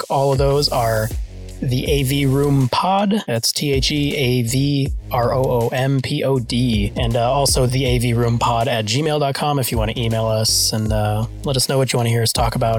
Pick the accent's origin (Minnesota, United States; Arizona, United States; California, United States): Arizona, United States; Tucson; also born or lived in Buffalo, New York; I actually learned how to ice skate here in Tucson. I moved from Buffalo when I was 5.